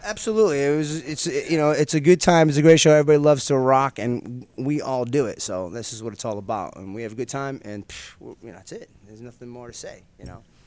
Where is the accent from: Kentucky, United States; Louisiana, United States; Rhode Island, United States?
Rhode Island, United States; Providence; now in Orange County, United States; I'm from Providence, Rhode Island. I come out here to Orange County.